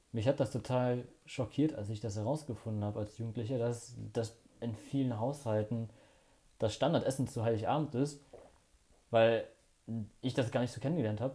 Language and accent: German; Ratingen, North Rhine-Westphalia, Germany; bei uns in Rating